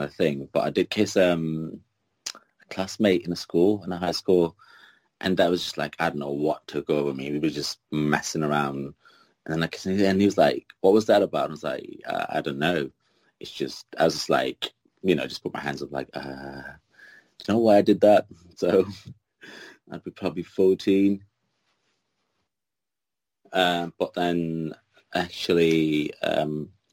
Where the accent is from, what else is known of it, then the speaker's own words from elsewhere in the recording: Kuwait; now in United Kingdom; But I was born there